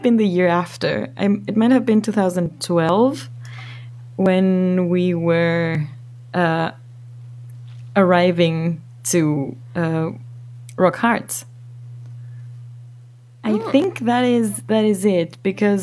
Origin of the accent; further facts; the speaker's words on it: Ecuador; growing up in Ecuador